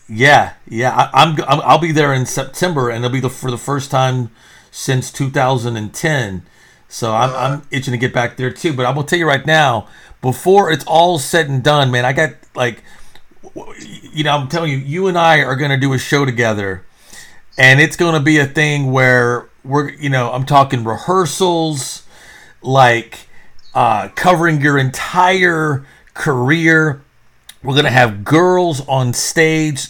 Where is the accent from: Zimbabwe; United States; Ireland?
United States; Texas; also born or lived in New York; I am actually from Texas